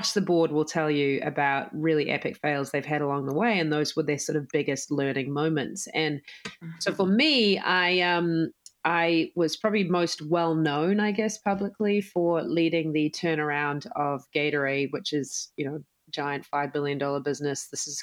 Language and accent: English; New Zealand; moved away as an adult; now in United States; I'm, as you can tell from my accent, I am from New Zealand, even though I'm now an American citizen